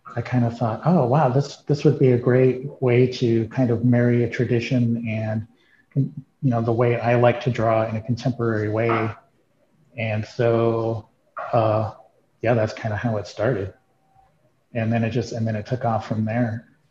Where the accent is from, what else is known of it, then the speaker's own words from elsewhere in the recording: Arizona, United States; also born or lived in Santa Fe; growing up in Arizona in the you know 70s and 80s